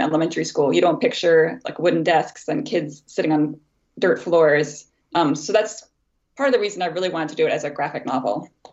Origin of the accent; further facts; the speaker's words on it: United States; as an American